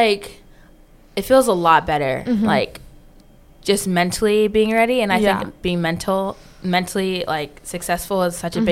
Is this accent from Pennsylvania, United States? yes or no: yes; Philadelphia, Pennsylvania, United States; moved away as an adult; also born or lived in Lower Merion, Pennsylvania; now in Raleigh, United States; I'm originally from Philadelphia, Pennsylvania, but we moved outside of, like, that area for a better education. So Lower Merion